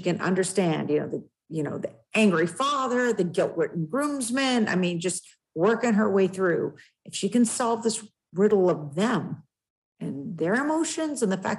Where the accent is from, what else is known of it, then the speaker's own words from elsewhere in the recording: West Coast, United States; now in New Hampshire, United States; I'm also from the West Coast